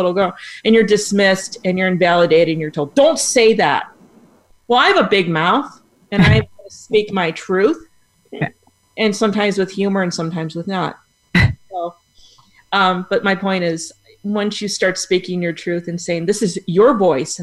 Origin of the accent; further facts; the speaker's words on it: Buffalo, New York, United States; moved away as an adult; now in Tampa Bay, United States; I'm from Buffalo, New York. Now I'm in Tampa Bay, Florida